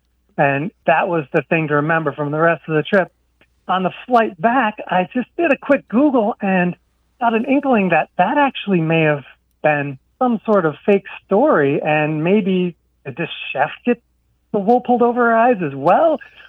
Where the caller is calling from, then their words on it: Orlando, Florida, United States; I'm calling from Orlando, Florida.